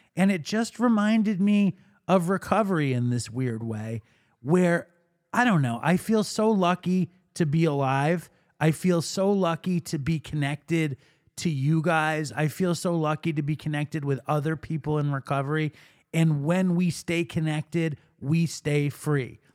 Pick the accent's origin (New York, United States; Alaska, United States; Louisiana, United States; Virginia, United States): New York, United States; New York City; I grew up in Manhattan